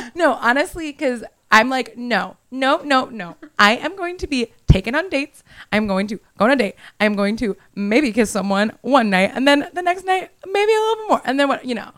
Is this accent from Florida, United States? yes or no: yes; Miami, Florida, United States; moved away; I'm from Miami originally.